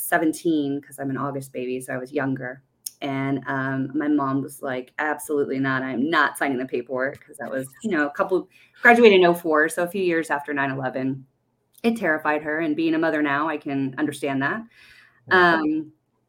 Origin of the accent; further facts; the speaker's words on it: Bastrop, Texas, United States; also born or lived in Guam; I was raised in Texas, Bastrop, Texas